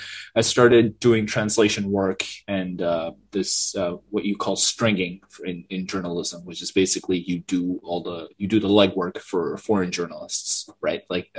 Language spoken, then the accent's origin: English; Yangon, Yangon Region, Myanmar; moved away as an adult; Yeah, so I was born and raised in Yangon, in Sanchon, basically. I lived there like my entire life until I was 18, and then I had applied to go to the United States for my undergraduate study.